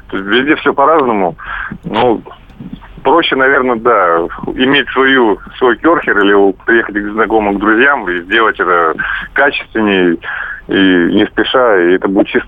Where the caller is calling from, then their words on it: Crimea, Ukraine; Э, я вам из Крыма звоню.